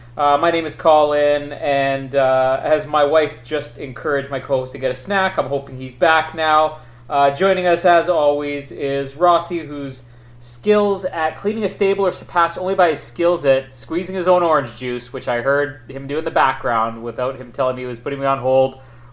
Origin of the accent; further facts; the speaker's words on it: Manitoba, Canada; I'm from Manitoba.